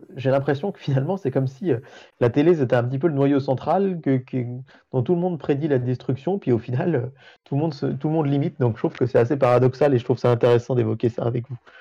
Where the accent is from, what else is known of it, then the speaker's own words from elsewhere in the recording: France; chez nous en France